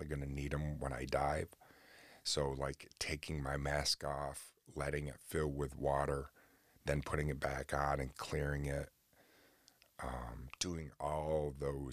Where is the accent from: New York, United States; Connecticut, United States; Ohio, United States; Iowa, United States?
New York, United States; Oswego; right here in Oswego, New York, in my hometown